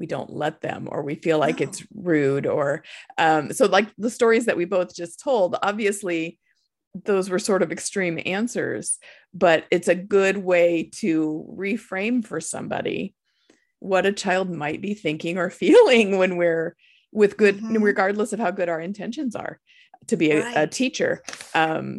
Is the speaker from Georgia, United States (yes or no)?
no; Nebraska, United States; we're from Nebraska, and the Nebraska Cornhuskers are our football team